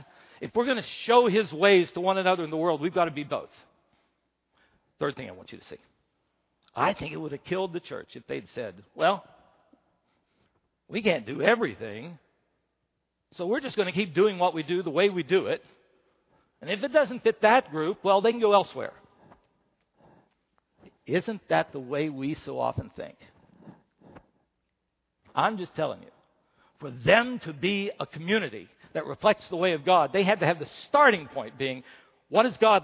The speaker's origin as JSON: {"language": "English", "region": "West Virginia", "country": "United States", "first_language": "English", "moved": "yes", "said": "I'm from West Virginia"}